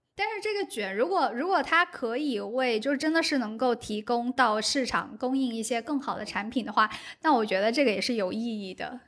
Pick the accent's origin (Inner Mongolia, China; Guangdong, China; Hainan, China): Guangdong, China; 我是广东人，所以我觉得像我在广州跟我身边的人的日常饮食其实都挺清淡的